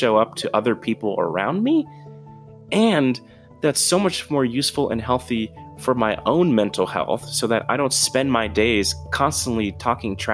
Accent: New York City, New York, United States; moved away; I'm originally from New York City, from the Bronx in particular.

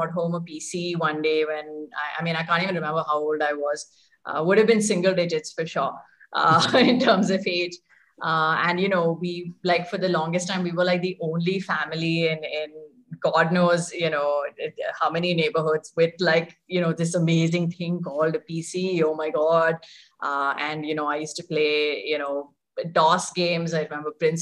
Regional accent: Mumbai, Maharashtra, India; moved away as an adult; also born or lived in Hyderabad; I was born and brought up there.

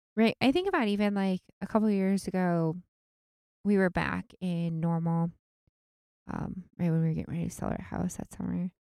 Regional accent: outside of Seattle, Washington, United States; moved away; I grew up outside of Seattle

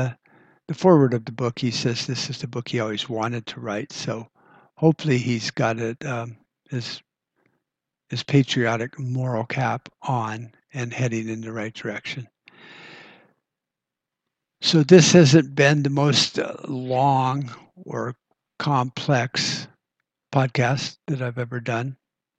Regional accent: United States

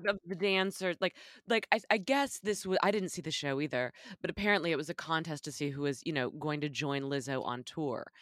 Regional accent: Texas, United States; as a little girl growing up in Texas

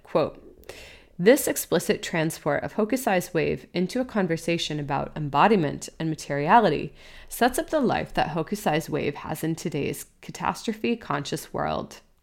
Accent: New England, United States; Growing up in New England, we would often go to beaches on the Atlantic Ocean.

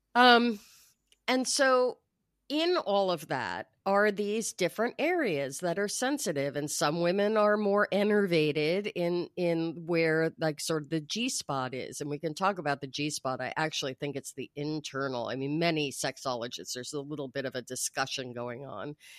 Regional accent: New York, United States; now in Los Angeles, United States; I grew up in New York. I live in Los Angeles

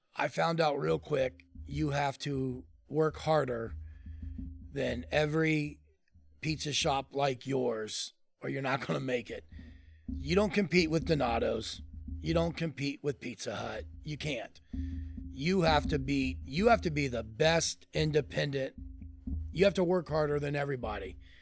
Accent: Columbus, Ohio, United States; I grew up in Clintonville.

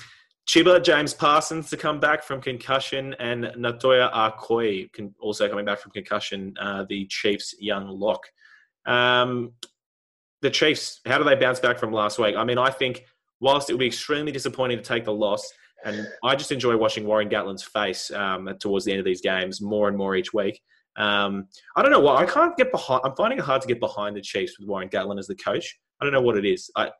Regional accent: New Zealand; I'm still Kiwi biased.

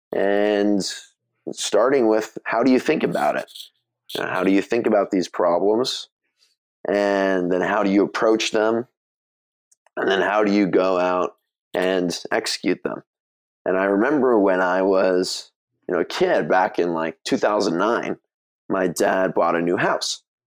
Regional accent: Mill Valley, California, United States; now in Santa Monica, United States; I grew up in Mill Valley, so it's a small town just north of San Francisco

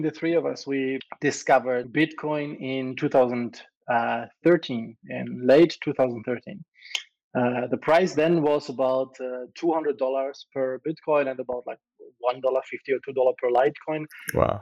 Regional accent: Germany; moved away; also born or lived in Malta; I'm from Europe, right? I'm originally German, and say originally I'm still German, but I, have left Germany a long time ago

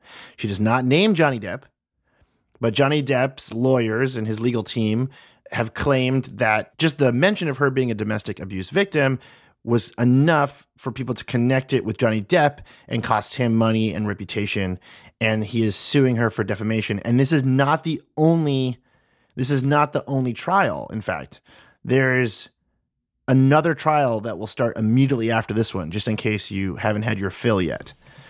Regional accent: Massachusetts, United States; I'm from Massachusetts.

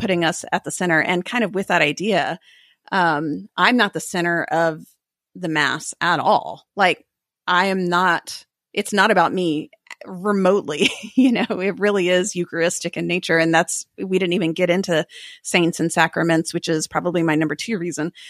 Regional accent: United States; as a Protestant and as an American

